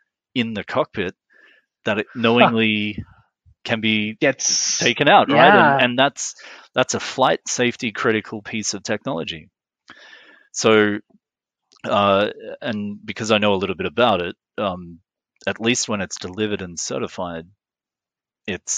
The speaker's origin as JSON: {"language": "English", "country": "Australia", "also_born_or_lived": "Middle East / Geneva / Montreal", "moved": "as an adult", "said": "as an Australian"}